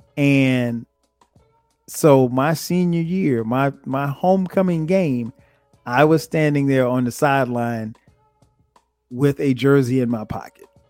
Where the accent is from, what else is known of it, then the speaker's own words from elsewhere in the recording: Florence, South Carolina, United States; where I grew up in Florence.